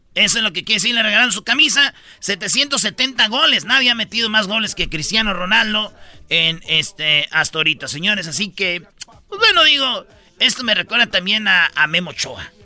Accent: Mexico

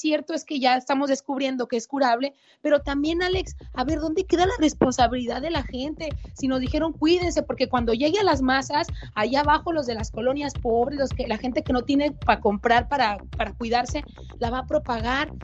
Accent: Mexico; soy mexicana

